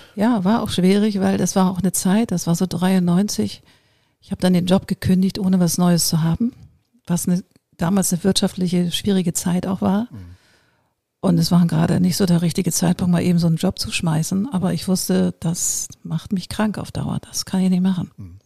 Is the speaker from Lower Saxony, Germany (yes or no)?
no; Hamburg, Germany; also born or lived in New York; ich bin so eine geboren in Hamburg